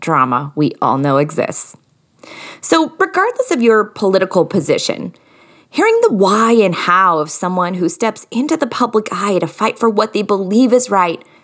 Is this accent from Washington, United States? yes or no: yes; Washington, United States; we grew up in Washington State.